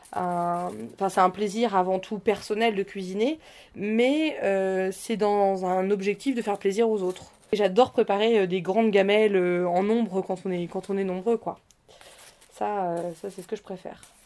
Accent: Normandy, France; je viens de Normandie

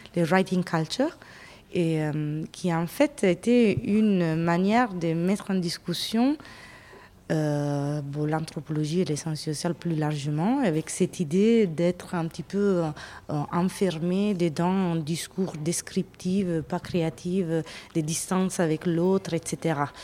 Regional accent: Italy; French is a second language; also born or lived in England; now in France; je suis italienne d'origine

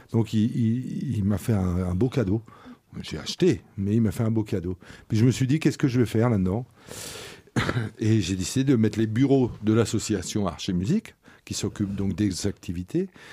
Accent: Boulogne-Billancourt, Île-de-France, France; je viens de la banlieue, euh, de la banlieue du 9-2, pour faire jeune. voilà, de la même ville que Bouba. Voilà, c'est ça que je peux dire. De Boulogne, Billancourt

